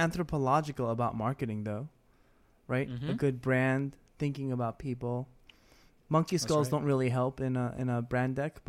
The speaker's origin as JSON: {"language": "English", "town": "Queens", "region": "New York", "country": "United States", "tie": "born or raised there", "also_born_or_lived": "Texas / Brooklyn", "said": "All I know is that I was born in Texas, but pretty much raised in New York. We moved to Brooklyn when I was in first grade, then moved to Queens, and I've been in Queens my whole life."}